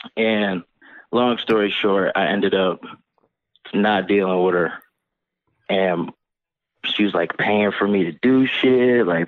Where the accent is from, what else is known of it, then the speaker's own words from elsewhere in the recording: Pennsylvania, United States; from Pennsylvania.